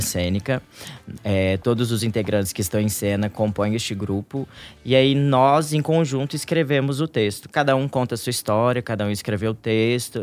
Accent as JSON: {"language": "Portuguese", "town": "Três Corações", "region": "Minas Gerais", "country": "Brazil", "tie": "born or raised there", "moved": "yes", "said": "nós somos de uma cidade do interior de Minas"}